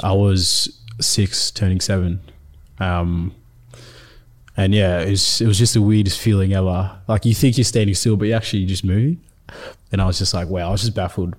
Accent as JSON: {"language": "English", "town": "Melbourne", "region": "Victoria", "country": "Australia", "tie": "born or raised there", "also_born_or_lived": "Ethiopia / South Sudan", "first_language": "Nuer", "said": "We got accepted in two thousand seven, um, to come here in Melbourne"}